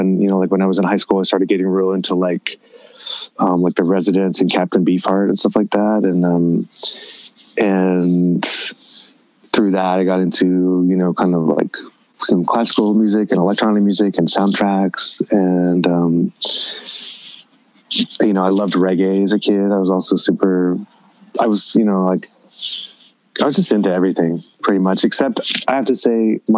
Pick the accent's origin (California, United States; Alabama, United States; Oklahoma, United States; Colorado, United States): California, United States; Southern; growing up in Southern California in the '80s